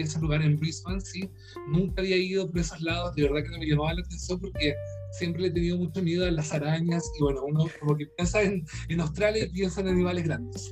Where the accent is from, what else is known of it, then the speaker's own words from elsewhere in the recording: Punta Arenas, Magallanes and Chilean Antarctica, Chile; Soy chileno, eh, soy de Punta Arenas, del sur de Chile